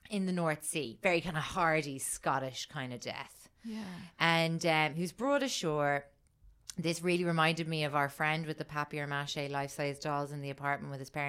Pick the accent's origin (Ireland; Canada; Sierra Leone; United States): Ireland; I'm Irish